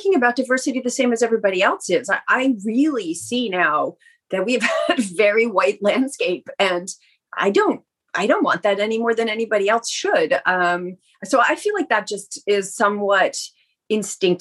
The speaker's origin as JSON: {"language": "English", "country": "Canada", "said": "made a conscious choice to stay in Canada"}